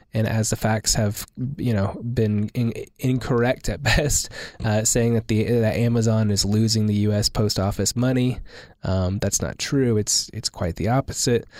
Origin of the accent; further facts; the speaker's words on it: Oklahoma City, Oklahoma, United States; growing up in Oklahoma City